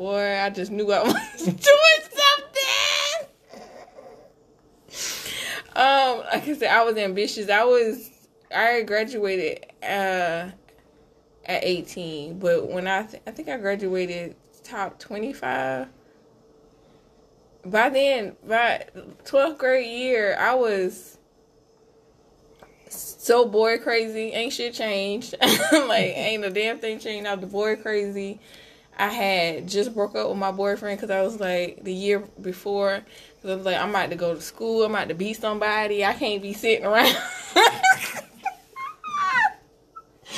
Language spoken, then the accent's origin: English; Camden, South Carolina, United States; I'm from Camden, and there's some old money in Camden